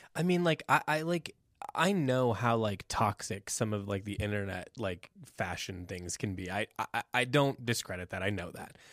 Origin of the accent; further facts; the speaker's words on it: Midwest, United States; now in Boulder, United States; we're from like the Midwest, you know, and like 90s Midwest